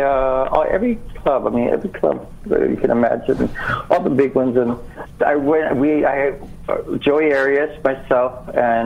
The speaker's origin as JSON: {"language": "English", "region": "Hawaii", "country": "United States", "tie": "born or raised there", "also_born_or_lived": "New York City", "moved": "as an adult", "said": "I'm native Hawaiian"}